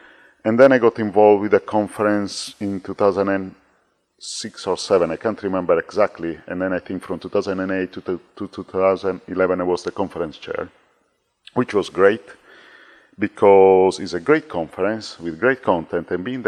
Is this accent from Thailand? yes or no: no; Italy; moved away as an adult; now in England, United Kingdom; I'm from Italy. So I came here in England, I think, in 2001.